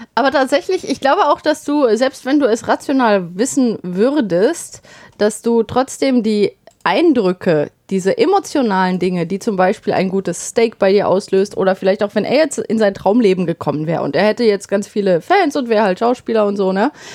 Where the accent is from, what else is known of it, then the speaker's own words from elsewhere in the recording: Bottrop, North Rhine-Westphalia, Germany; moved away; bei uns in Bottrop damals